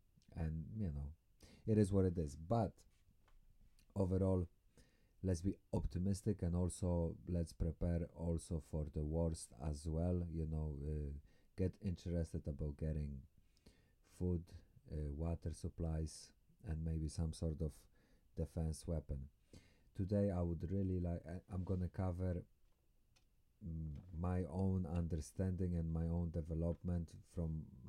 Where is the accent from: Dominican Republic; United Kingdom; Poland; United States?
Poland; Although I might sound Russian, I have no Russian affiliation, I'm from Poland